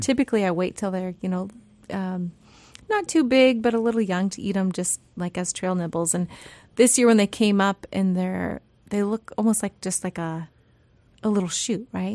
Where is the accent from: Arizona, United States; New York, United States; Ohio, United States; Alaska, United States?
Alaska, United States; Yakutat; now in Sitka, United States; growing up in Yakutat